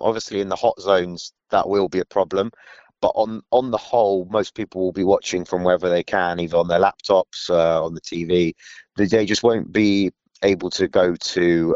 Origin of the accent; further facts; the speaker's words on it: London, United Kingdom; I'm born and raised in London, but have Ukrainian family heritage